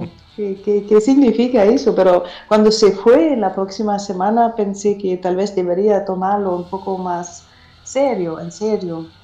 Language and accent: Spanish; Germany; Spanish is a second language; also born or lived in Madrid, Spain; soy cantautora alemana